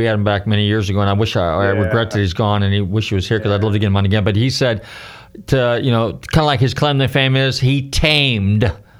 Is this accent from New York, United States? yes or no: no; California, United States; I'm from California